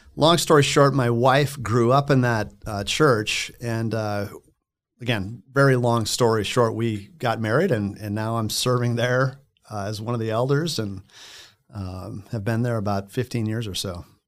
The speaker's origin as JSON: {"language": "English", "town": "Cottonwood", "region": "Minnesota", "country": "United States", "also_born_or_lived": "Lakewood, Colorado", "moved": "as an adult", "lives_now": "Littleton, United States", "said": "I'm from Minnesota originally, so just north of here and west. Uh, in a small town called Cottonwood, maybe an hour and a half from Sioux Falls."}